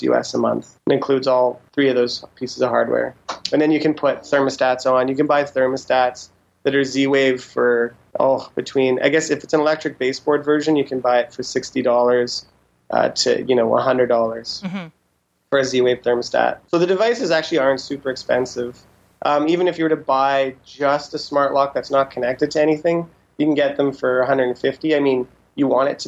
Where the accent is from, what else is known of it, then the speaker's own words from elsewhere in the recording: Saskatchewan, Canada; moved away; I'm originally from Saskatchewan, so most of my family's Mennonite, and so they're not super keen on technology